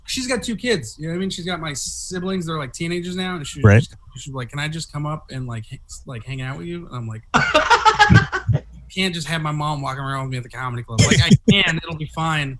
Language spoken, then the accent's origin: English; San Jose, California, United States; I'm from Eastside San Jose